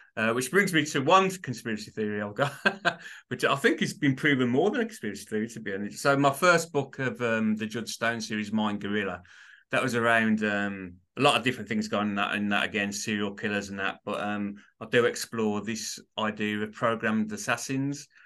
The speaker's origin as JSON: {"language": "English", "town": "Birmingham", "region": "West Midlands", "country": "United Kingdom", "said": "I'm from Birmingham, U K, so you could probably tell it's a div, it's a, it's a bit of a strange accent, but that's where it derives from, Birmingham, U K"}